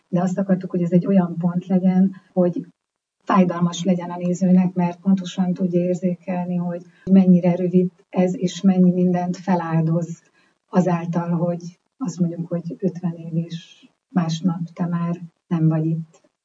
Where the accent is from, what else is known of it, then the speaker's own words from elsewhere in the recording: Hungary; magyarok vagyunk